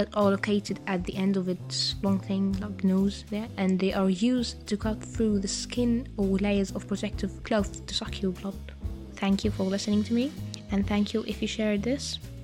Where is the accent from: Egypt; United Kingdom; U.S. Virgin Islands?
Egypt; I'm from Egypt.